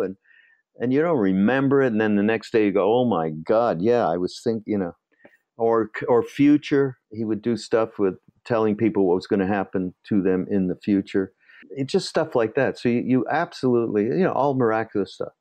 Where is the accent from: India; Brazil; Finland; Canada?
Canada; Montreal, Quebec; I'm from Montreal